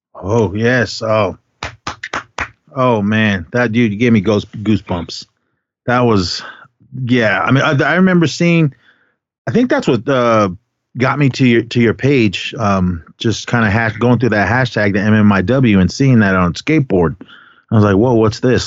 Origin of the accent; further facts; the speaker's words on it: San Francisco, California, United States; also born or lived in Kaibito, Arizona; growing up in the Bay Area uh, in the city pretty much my whole life